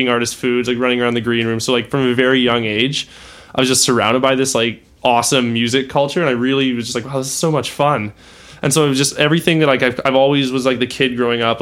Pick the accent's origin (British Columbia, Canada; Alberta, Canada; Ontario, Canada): Alberta, Canada; Calgary; moved away as an adult; also born or lived in Ottawa; So I was born in Ottawa. I didn't live there for very long. I moved to Calgary probably when I was a year old. Did all my schooling there up until I was 18.